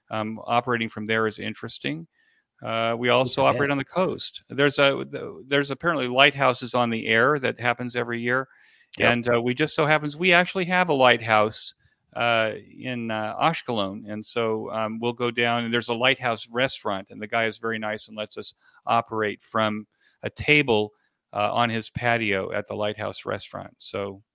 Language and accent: English; California, United States; I come from from Southern California, where I was listening to talk radio as a kid.